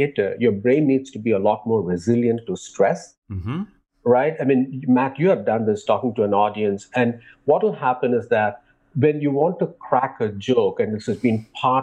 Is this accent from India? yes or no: yes; India; growing up in India